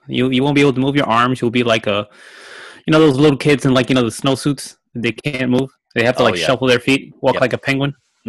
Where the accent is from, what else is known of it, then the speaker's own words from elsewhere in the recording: New York, United States; moved away; I'm from New York